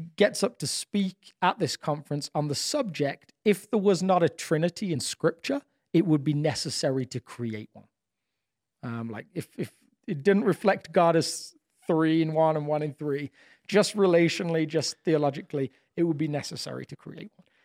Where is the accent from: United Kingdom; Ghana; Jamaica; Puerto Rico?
United Kingdom; England; moved away; being a, an English person in a different country